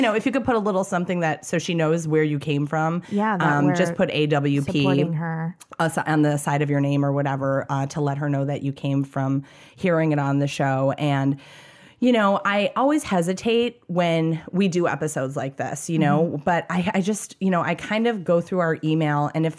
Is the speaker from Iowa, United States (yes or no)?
no; Kentucky, United States; I'm from Kentucky.